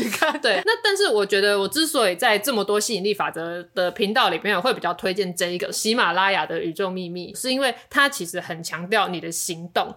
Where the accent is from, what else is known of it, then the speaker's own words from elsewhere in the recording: Taiwan; 我们是台湾人